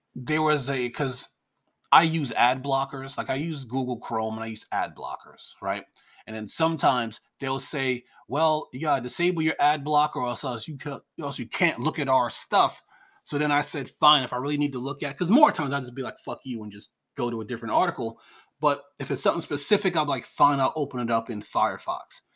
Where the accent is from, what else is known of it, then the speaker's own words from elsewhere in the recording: New York, United States; I'm from New York